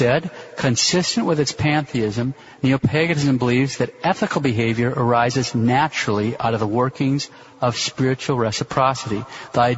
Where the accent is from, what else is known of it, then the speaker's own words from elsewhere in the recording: Montana, United States; now in Kansas City, United States; growing up in Montana